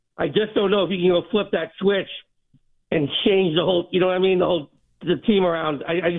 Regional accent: Rhode Island, United States; I'm from Rhode Island.

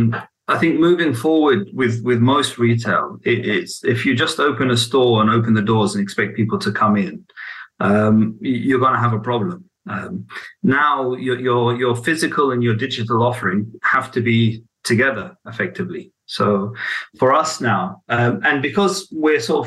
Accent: Baghdad, Baghdad Governorate, Iraq; I was born in Baghdad as well

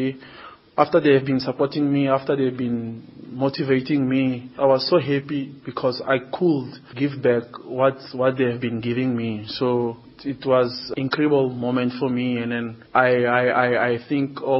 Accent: Maputo, Mozambique; moved away as an adult; also born or lived in Nampula, Mozambique / Portugal; now in South Africa; I grew up in Mozambique, Maputo.

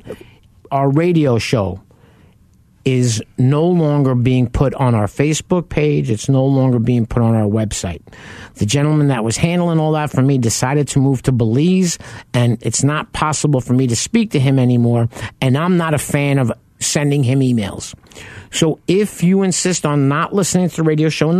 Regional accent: Long Island, New York, United States; I grew up on Long Island

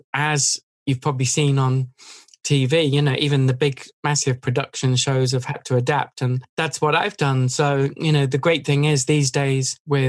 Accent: England, United Kingdom; moved away as an adult; now in United States; I moved away from England

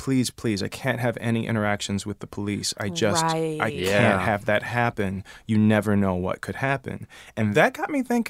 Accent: Detroit, Michigan, United States; I came from Detroit. I was a college dropout, and I was just believed in that, like, I'm going to go and be in a chorus, and then I'm going to be a star.

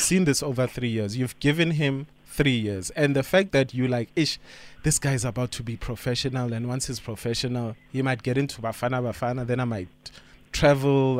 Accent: Johannesburg, Gauteng, South Africa; I'm from Joburg

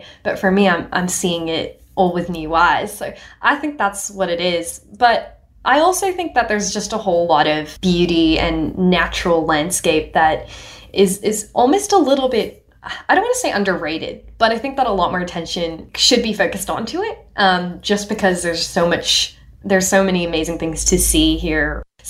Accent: Hong Kong; also born or lived in India; now in Australia; My parents are Nepalese ethnically, but I was born in India and I grew up in Hong Kong. Now I'm in Australia. My accent doesn't sound like any of those cultures.

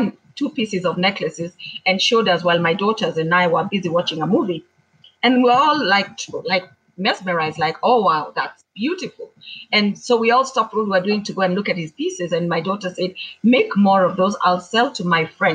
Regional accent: Kamba community, Ukambani, Kenya; I am from the Kamba community

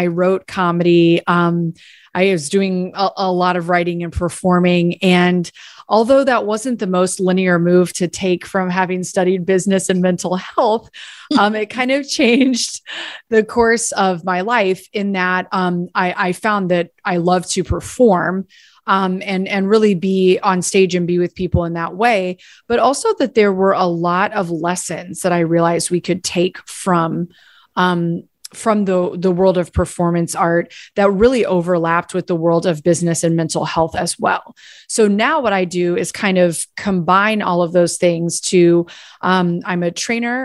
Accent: Gainesville, Florida, United States; moved away as an adult; also born or lived in New York / Washington, D.C.; I was born and raised here in Gainesville

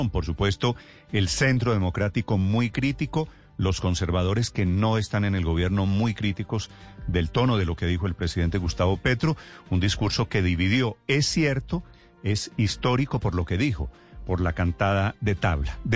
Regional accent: Colombia; sentí muy orgullosa como colombiana, como alcaldesa de Bogotá

